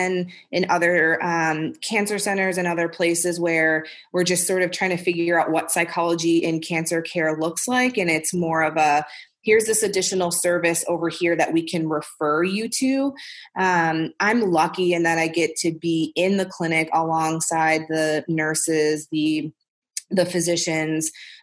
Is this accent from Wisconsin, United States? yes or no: yes; Milwaukee, Wisconsin, United States; moved away as an adult; also born or lived in Topeka, Kansas / St. Louis; I was born and raised in Milwaukee, Wisconsin